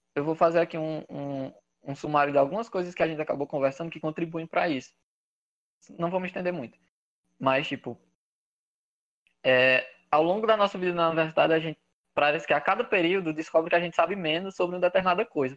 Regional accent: Granjeiro, Ceará, Brazil; now in Teresina, Brazil; eu sou de, de Grangeiro, no interior do Ceará, uma cidadezinha muito pequena, perto de Juazeiro do Norte

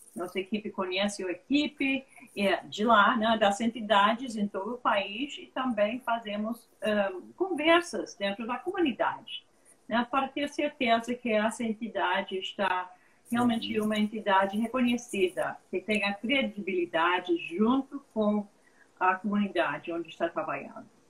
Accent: United States; Portuguese is a second language; moved away as an adult; also born or lived in Brazil; eu sou americana, mas quase brasileira

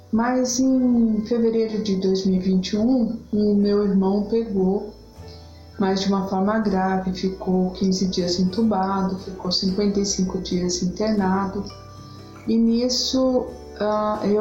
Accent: São Paulo, Brazil; sou da cidade de São Paulo, capital.

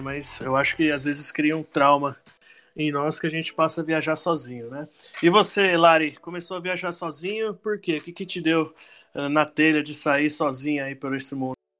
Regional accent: Santo André, São Paulo, Brazil; sou de Santo André, São Paulo

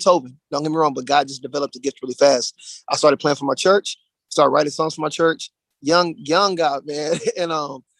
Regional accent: Dallas, Texas, United States; moved away as an adult; now in Charlotte, United States; We're from Dallas, Texas. So we just moved to Charlotte, North Carolina like a month ago

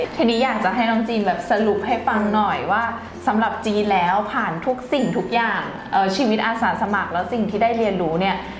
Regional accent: Thailand; มาจากประเทศไทย

